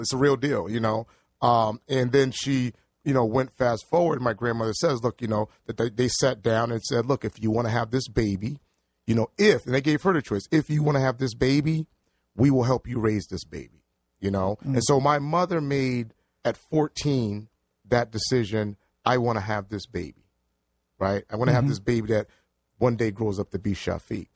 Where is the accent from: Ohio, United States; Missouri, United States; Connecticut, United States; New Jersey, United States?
Connecticut, United States; New Haven; So I was born in New Haven at the hospital.